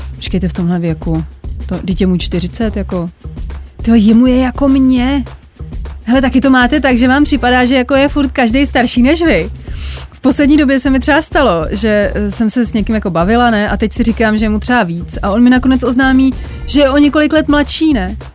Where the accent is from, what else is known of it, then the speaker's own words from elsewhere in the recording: Bohemia, Czechia; also born or lived in Tokyo; tady u nás v Čechách